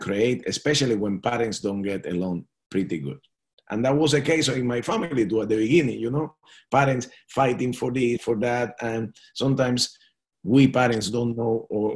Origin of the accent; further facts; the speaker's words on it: Cuba; English is a second language; moved away as an adult; also born or lived in Florida, United States; now in Washington, United States; I came from Cuba